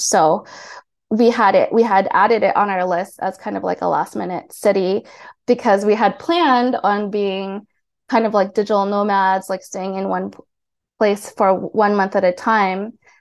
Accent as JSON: {"language": "English", "region": "Hawaii", "country": "United States", "tie": "born or raised there", "also_born_or_lived": "Philippines / South Korea", "moved": "as an adult", "lives_now": "Tbilisi, Georgia", "said": "I grew up in Hawaii"}